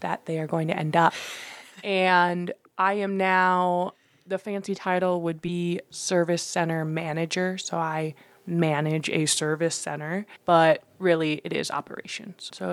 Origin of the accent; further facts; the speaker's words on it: Washington, United States; also born or lived in China; I was adopted from China as a baby. I'm Chinese. I grew up in Washington State in the northwest corner, about 7 minutes from the Canadian border